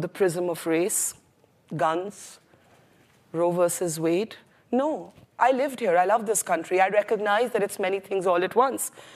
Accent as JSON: {"language": "English", "country": "India", "said": "I was a brown girl from India"}